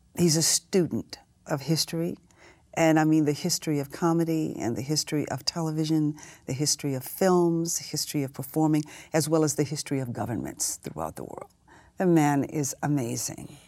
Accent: Houston, Texas, United States; I grew up in Houston, Texas

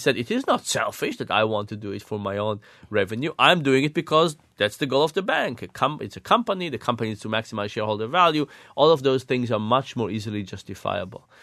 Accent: Israel; moved away; I grew up in Israel

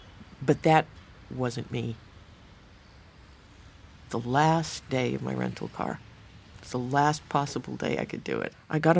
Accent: Rhode Island, United States; my home state of Rhode Island

